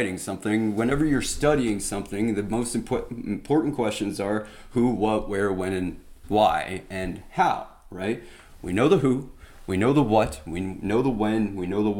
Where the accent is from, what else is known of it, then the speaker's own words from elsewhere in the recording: United States; we're Americans